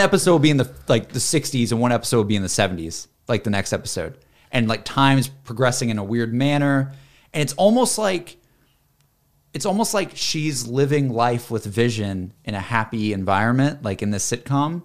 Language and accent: English; the South, United States; I'm from the South